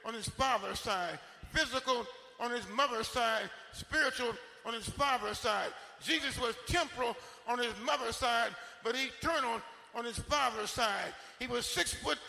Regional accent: Detroit, Michigan, United States; growing up in Detroit back in the 1930s

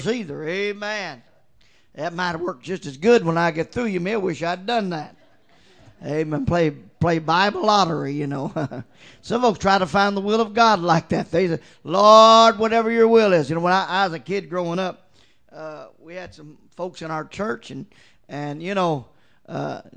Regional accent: Mortons Gap, Kentucky, United States; I'm from Morton's Gap, Kentucky. Now you don't get no countryer than that.

